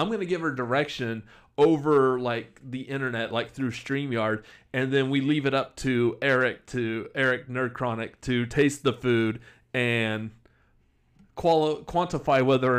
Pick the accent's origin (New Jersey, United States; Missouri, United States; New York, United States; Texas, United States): Texas, United States; I'm from Texas